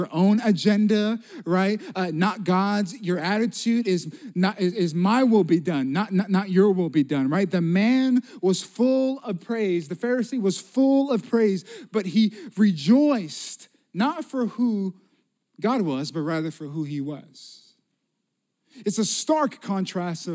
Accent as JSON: {"language": "English", "town": "Las Vegas", "region": "Nevada", "country": "United States", "also_born_or_lived": "Pensacola, Florida", "moved": "yes", "said": "I'm from Las Vegas, originally"}